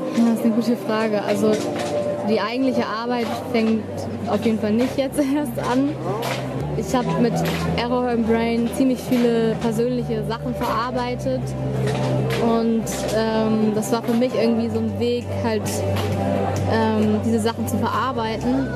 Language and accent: German; Hamburg, Germany; moved away as an adult; now in Lüneburg, Germany; wir kommen aus Hamburg